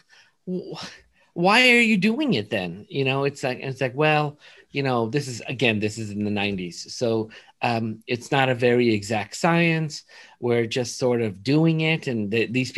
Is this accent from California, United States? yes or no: yes; Los Angeles, California, United States; also born or lived in East Coast; I was kind of like raised in Woodland Hills, California. I was there pretty much my whole life until I left for dental school